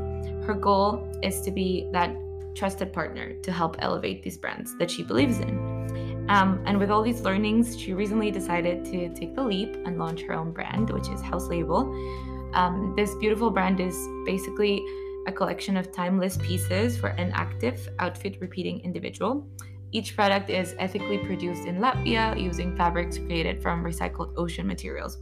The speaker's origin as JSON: {"language": "English", "country": "Peru", "tie": "born or raised there", "said": "my hometown, from Peru"}